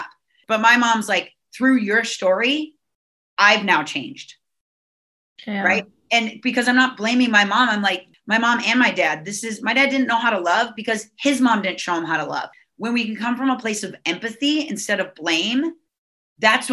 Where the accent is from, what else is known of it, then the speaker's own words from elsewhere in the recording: Minnesota, United States; now in Southern California, United States; I'm from Minnesota